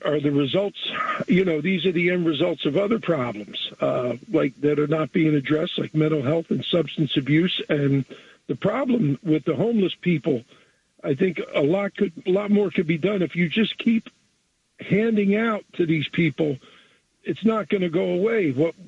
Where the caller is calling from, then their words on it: Jersey Shore, New Jersey, United States; I'm calling from the Jersey Shore.